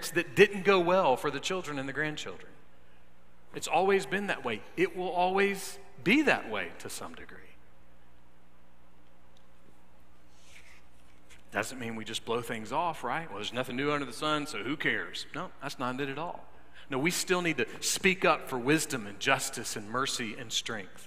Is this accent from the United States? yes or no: yes; United States; I love being American. I am proud of our country, warts and all.